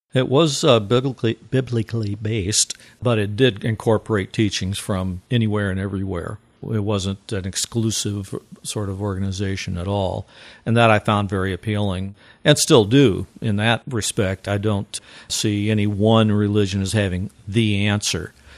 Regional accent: Missouri, United States; now in Eau Claire, United States; I grew up in Missouri, just about 60 or so miles to the east of that area.

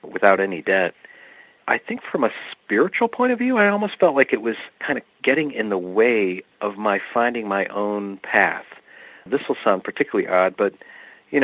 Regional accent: Bloomfield Hills, Michigan, United States; moved away as an adult; also born or lived in Worcester, Massachusetts / Western Massachusetts; the bubble where I grew up in Bloomfield Hills, Michigan

